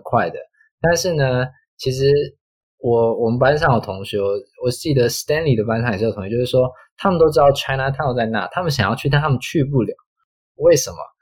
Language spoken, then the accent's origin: Chinese; Taiwan; 我们台湾